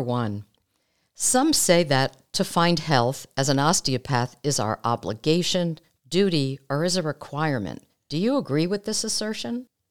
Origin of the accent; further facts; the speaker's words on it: United States; We're American osteopathic physicians